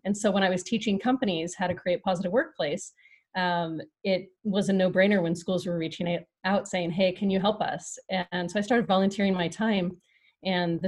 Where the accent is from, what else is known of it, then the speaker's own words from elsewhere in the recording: Big Bear, California, United States; moved away as an adult; now in Las Vegas, United States; I grew up in Southern California in a little mountain community in Big Bear